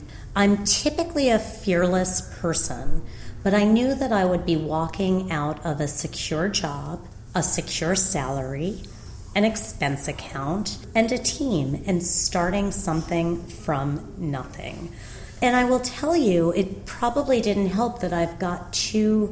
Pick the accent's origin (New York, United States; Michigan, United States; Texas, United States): New York, United States; New York City; moved away as an adult; also born or lived in Chicago; I grew up in Rockaway Beach, Queens, a small peninsula about 30 miles outside of the city